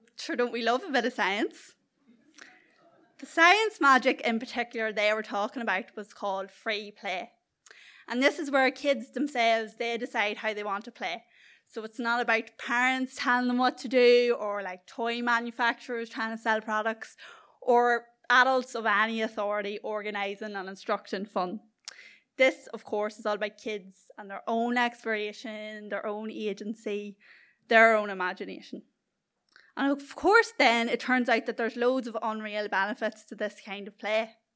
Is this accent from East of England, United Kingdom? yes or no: no; South Armagh, Northern Ireland, United Kingdom; accent: culchie; I come from the beautifully scenic middle of nowhere, South Armagh